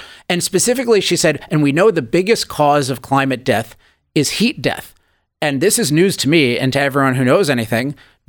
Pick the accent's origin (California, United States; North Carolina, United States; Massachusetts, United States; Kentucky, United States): California, United States; particularly being a Californian